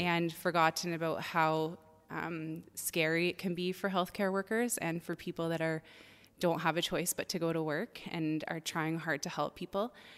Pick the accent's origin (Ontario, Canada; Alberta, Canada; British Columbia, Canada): Ontario, Canada; now in Langley, Canada; I'm originally from Ontario